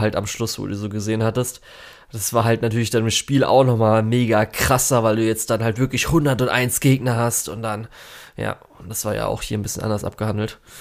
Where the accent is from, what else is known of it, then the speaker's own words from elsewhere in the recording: Germany; bei uns in Deutschland